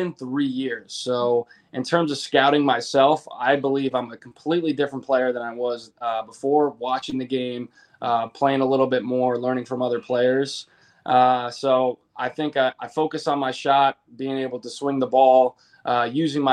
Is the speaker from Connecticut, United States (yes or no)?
yes; Connecticut, United States; moved away as an adult; I'm from Connecticut